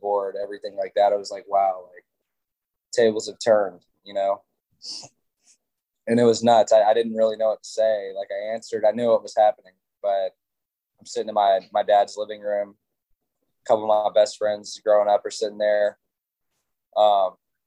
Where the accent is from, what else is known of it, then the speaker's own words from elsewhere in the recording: Gwinnett, Georgia, United States; I grew up in Gwinnett